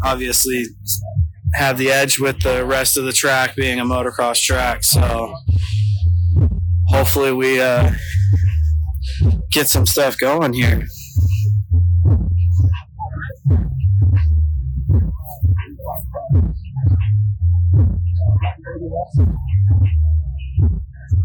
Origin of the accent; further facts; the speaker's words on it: Idaho, United States; I'm from Idaho, like I was saying, and so it's way colder there